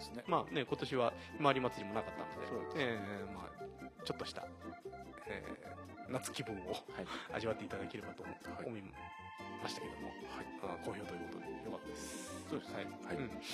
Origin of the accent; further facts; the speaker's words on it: Mashiko, Tochigi, Japan; このね40年益子に生まれ育ってる自分でも